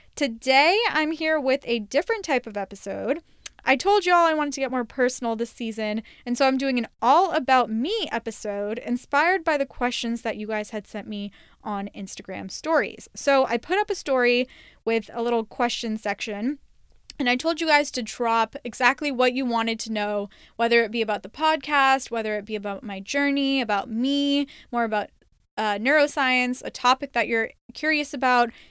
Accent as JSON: {"language": "English", "country": "United States", "tie": "born or raised there", "said": "I was born and raised in the United States"}